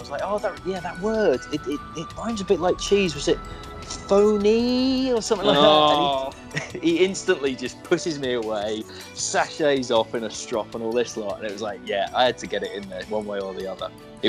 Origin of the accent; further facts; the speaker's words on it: England, United Kingdom; we're from England.